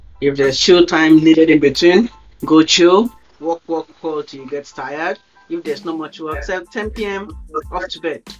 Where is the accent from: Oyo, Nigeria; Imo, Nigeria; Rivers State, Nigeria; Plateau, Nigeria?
Oyo, Nigeria; Ibadan; I grew up in Ibadan, so I know I know how it looks like.